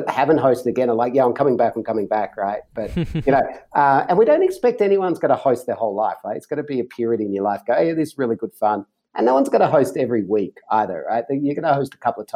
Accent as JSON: {"language": "English", "country": "Australia", "said": "as an Australian and a passionate Australian"}